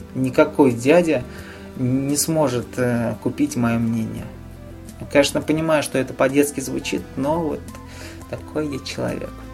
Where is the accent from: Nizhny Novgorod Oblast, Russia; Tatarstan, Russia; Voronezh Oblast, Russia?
Nizhny Novgorod Oblast, Russia; Nizhny Novgorod; в моем родном городе